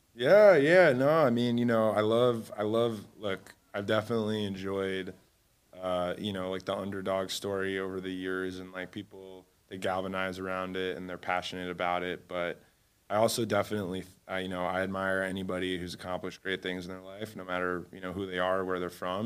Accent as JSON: {"language": "English", "town": "Cleveland", "region": "Ohio", "country": "United States", "tie": "born or raised there", "also_born_or_lived": "Alabama", "moved": "as an adult", "lives_now": "Miami, United States", "said": "I was raised in Cleveland, Ohio"}